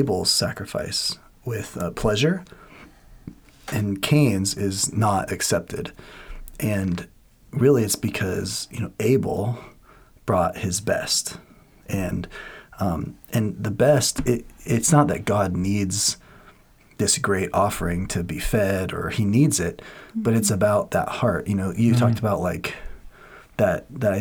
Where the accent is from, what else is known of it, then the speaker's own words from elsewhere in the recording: Washington, United States; I'm from Washington, and in Washington, like, people are crazy fanatic Seahawk fans